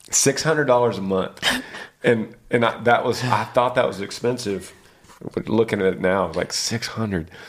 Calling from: Battle Ground, Washington, United States; I'm from Battle Ground, Washington.

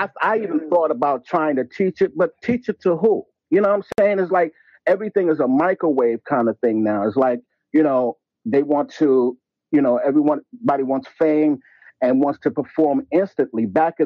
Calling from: New York, United States; I'm calling from New York.

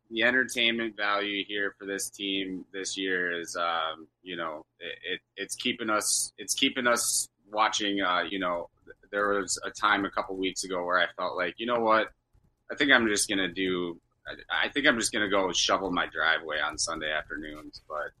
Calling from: Bloomington, Minnesota, United States; calling from West Bloomington

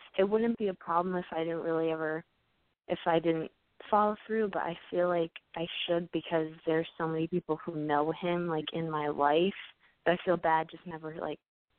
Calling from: New York, United States; I'm 18, and I'm calling from New York.

